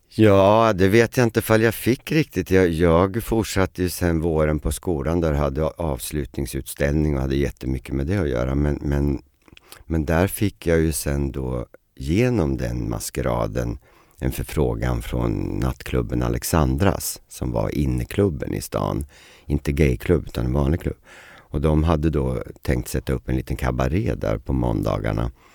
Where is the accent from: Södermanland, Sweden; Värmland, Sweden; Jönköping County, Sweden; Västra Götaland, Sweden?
Södermanland, Sweden; Eskilstuna; moved away; also born or lived in Stockholm; Jag var ju lite barnstjärna hemma i Eskilstuna